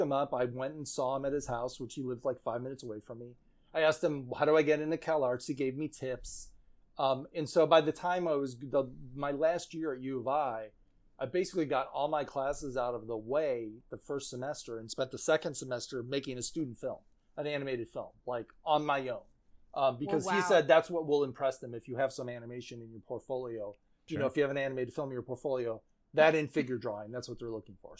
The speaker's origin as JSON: {"language": "English", "town": "Addison", "region": "Illinois", "country": "United States", "tie": "born or raised there", "moved": "as an adult", "said": "I was born and raised in the suburbs of Chicago"}